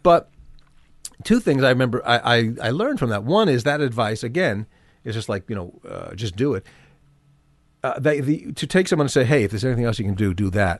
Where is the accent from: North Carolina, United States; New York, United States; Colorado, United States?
New York, United States; New York City; also born or lived in New Jersey; I grew up in Manhattan, in New York.